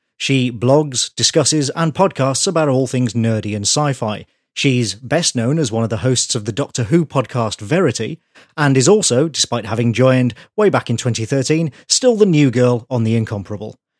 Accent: United Kingdom; I'm British, I grew up here

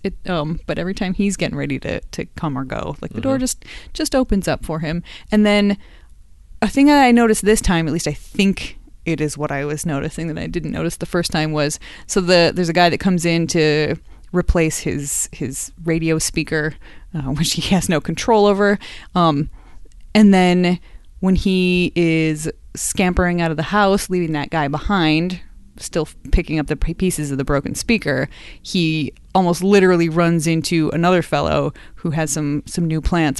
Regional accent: Madison, Wisconsin, United States; I am from Madison, Wisconsin

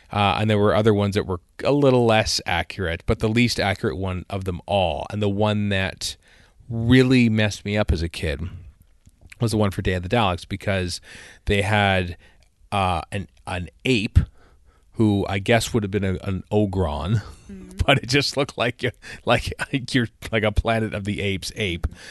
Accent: Cambridge, Alberta, Canada; I went to the library in my hometown of Cambridge, Alberta

